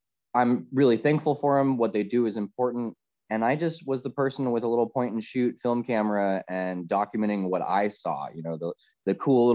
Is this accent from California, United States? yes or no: yes; Los Angeles, California, United States; moved away as an adult; now in Northern California, United States; I grew up in Southern California, in the LA Metro. And then I moved up to Northern California